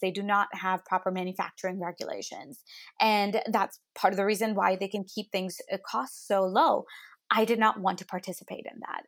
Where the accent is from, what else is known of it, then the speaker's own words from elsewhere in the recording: United States; also born or lived in India; I was clearly born there, I moved to the States when I was nine